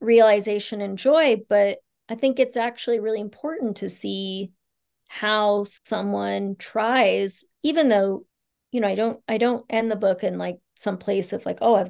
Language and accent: English; Bangkok, Thailand; born there; And I was born in Bangkok away from our family.